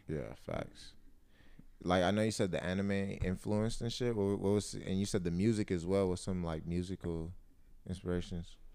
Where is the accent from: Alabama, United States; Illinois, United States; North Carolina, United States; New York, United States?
North Carolina, United States; now in Los Angeles, United States; I'm from North Carolina